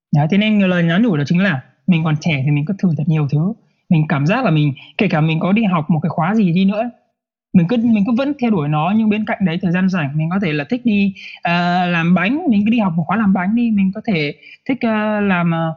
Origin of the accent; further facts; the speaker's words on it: Vietnam; moved away; cùng cái quê của mình quê quán của mình